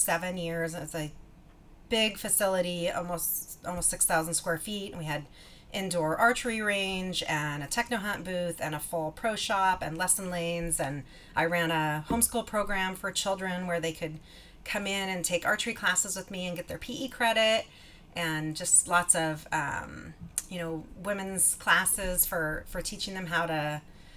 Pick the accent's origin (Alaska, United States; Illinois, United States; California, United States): Alaska, United States; I was born and raised in Alaska